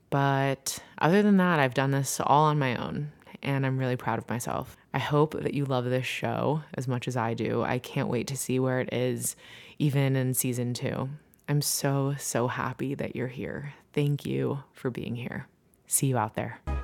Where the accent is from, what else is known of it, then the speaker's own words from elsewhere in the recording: New Jersey, United States; moved away as an adult; now in Brooklyn, New York, United States; I'm originally from New Jersey